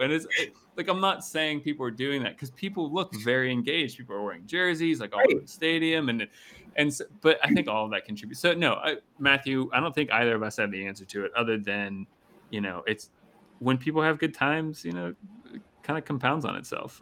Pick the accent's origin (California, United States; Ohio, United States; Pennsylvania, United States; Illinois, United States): Pennsylvania, United States; Pittsburgh; growing up in Pittsburgh